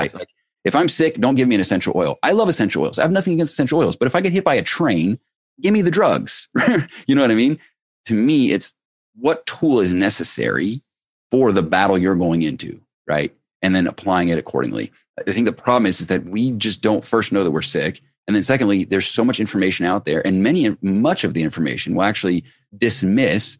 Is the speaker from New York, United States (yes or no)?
no; Cincinnati, Ohio, United States; I grew up in Ohio.